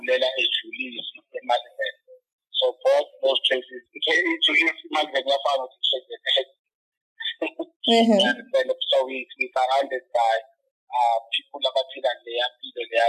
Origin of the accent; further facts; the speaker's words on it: South Africa; We're from the bottom, we're from the ghetto, we're from Makaya